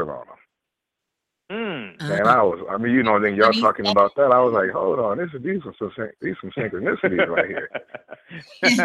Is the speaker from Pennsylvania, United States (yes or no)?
no; Detroit, Michigan, United States; I'm from Detroit